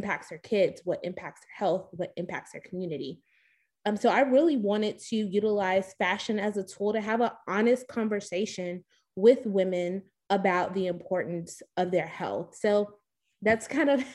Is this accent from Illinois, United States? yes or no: yes; Chicago, Illinois, United States; moved away as an adult; also born or lived in Baltimore / Nashville / Houston; now in Atlanta, United States; I'm originally from Chicago, Illinois.